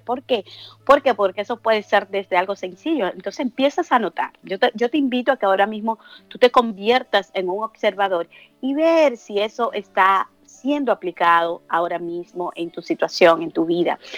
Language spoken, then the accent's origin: Spanish; Dominican Republic; moved away; yo soy dominicana